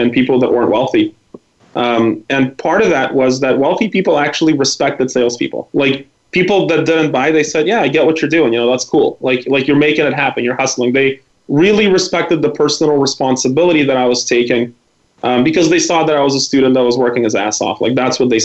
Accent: Vancouver, British Columbia, Canada; English is a second language; also born or lived in former Soviet Union; I was from Vancouver

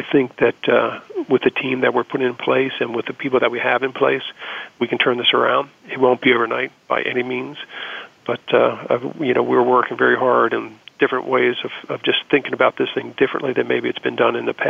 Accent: Baltimore, Maryland, United States; growing up in Baltimore

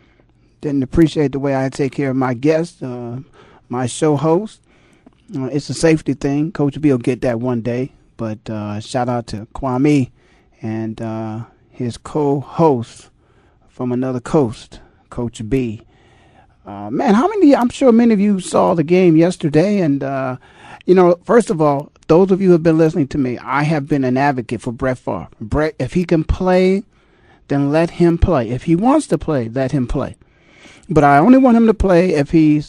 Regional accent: Canton, Ohio, United States; moved away; my hometown, the Hall of Fame city of Canton, Ohio

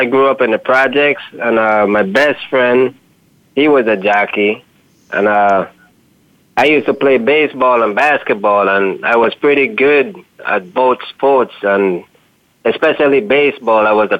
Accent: Bronx, New York, United States; born there; and so I was born in New York, the Bronx.

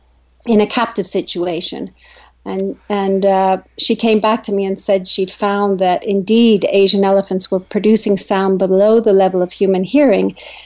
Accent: Kenya; When I grew up in Kenya, there were 10 million people in the country, and there are 45 plus million now.

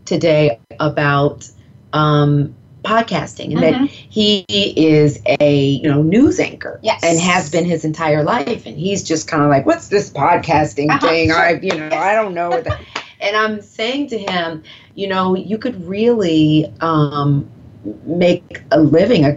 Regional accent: the South, United States; accent: Southern; I'm from the South. I don't have that strong of an accent because my mother grew up in the North in Philadelphia

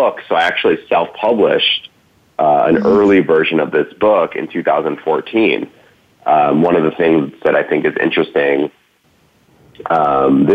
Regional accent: Cambridge, Massachusetts, United States; I grew up in Cambridge, Massachusetts, outside of Boston

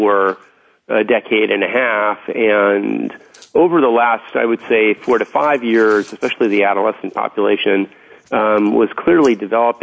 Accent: Los Angeles, California, United States; I grew up in West Los Angeles in the Santa Monica Mountains

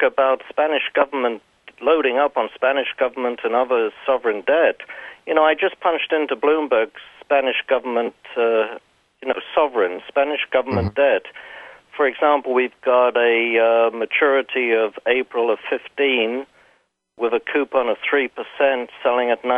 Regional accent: England, United Kingdom; I'm English

